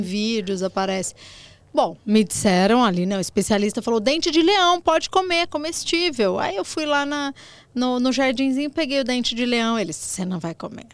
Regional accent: Limeira, São Paulo, Brazil; Eu sou do interior de São Paulo, Limeira, criada por vó

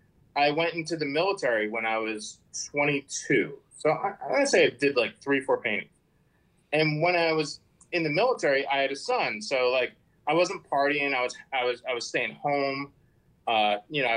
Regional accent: New Jersey, United States; moved away as an adult; also born or lived in San Diego; I'm from Jersey

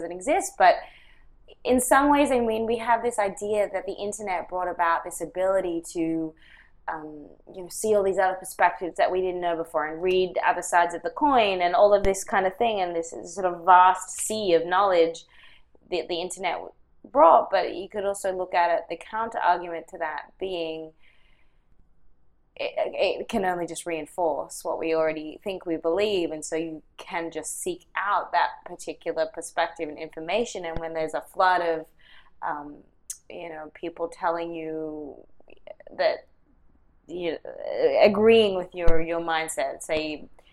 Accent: Australia; moved away; grew up in, you know, Australia and, yes, came here

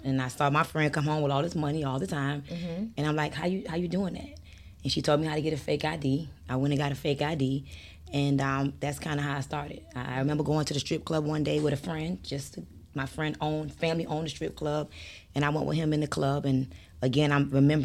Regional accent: Miami, Florida, United States; also born or lived in Bronx, New York; I was raised in Miami

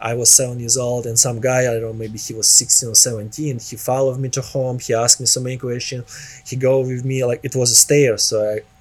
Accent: Nizhny Novgorod, Nizhny Novgorod Oblast, Russia; English is a second language; moved away as an adult; also born or lived in Moscow / Miami; now in Los Angeles, United States; I live in like some cities called Nizhny Novgorod.

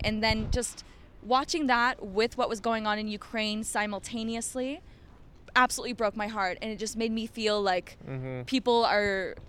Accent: Ottawa, Ontario, Canada; moved away; I grew up in Ottawa.

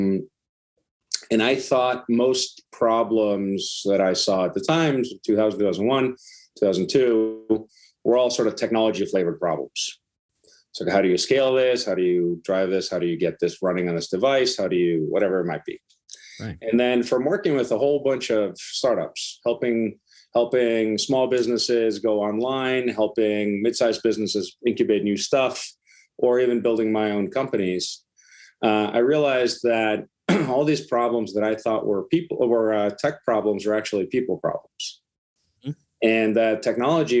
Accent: Iceland; moved away; I'm from Iceland originally

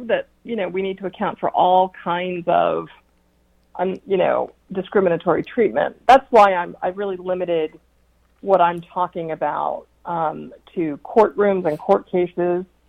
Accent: United States; also born or lived in New York City, New York / New Jersey; I grew up in in New Jersey and New York City

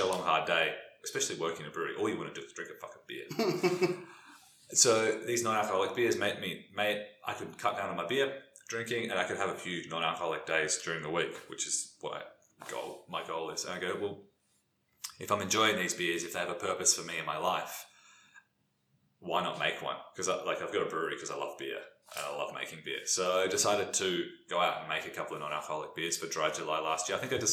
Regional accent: South Australia, Australia; now in Melbourne, Australia; I'm not from Melbourne. I'm from South Australia

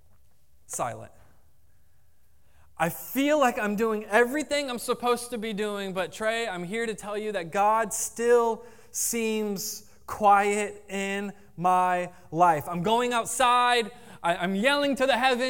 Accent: Jacksonville, Florida, United States; I grew up in Jacksonville

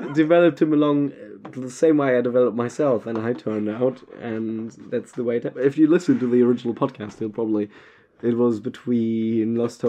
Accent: East Germany, Germany; But I'm from East Germany

